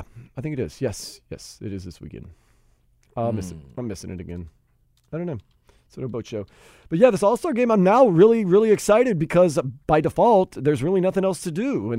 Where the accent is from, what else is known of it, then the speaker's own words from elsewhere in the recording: New Orleans, Louisiana, United States; Leroy and I have a lot in common, too, because we're both from New Orleans